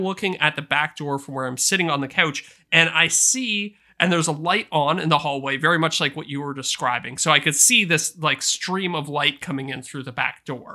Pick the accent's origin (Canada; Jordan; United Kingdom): Canada; As a Canadian